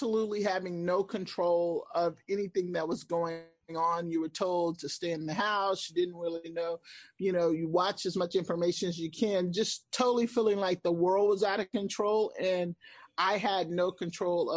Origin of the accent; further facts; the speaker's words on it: Houston, Texas, United States; moved away as an adult; also born or lived in Washington, D.C. area; Born and raised in Houston. I left for probably like 13 years. I was in Washington, D.C. area for a while